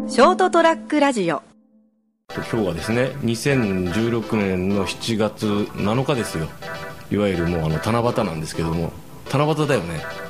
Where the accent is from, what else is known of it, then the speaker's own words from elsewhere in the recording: Kumamoto, Japan; accent: Kumamoto dialect; 熊本弁で聞き返したら